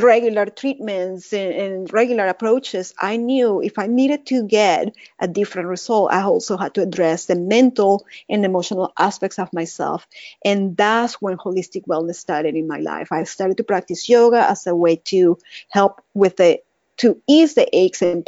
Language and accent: English; Caracas, Capital District, Venezuela; English is a second language; moved away as an adult; now in Dallas, United States; this is not my Texan accent. I'm from Caracas, Venezuela